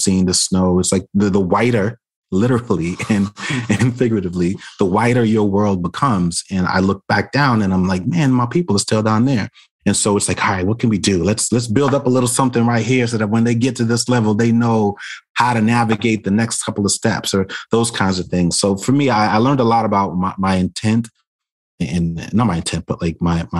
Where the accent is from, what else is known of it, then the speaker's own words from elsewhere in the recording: New York City, New York, United States; the traumas that I experienced as a kid growing up in Brooklyn